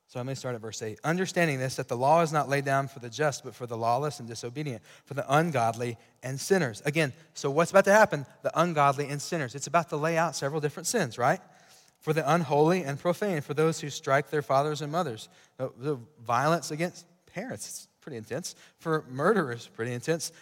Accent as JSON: {"language": "English", "town": "Sweetwater", "country": "United States", "tie": "born or raised there", "said": "I grew up in Sweetwater"}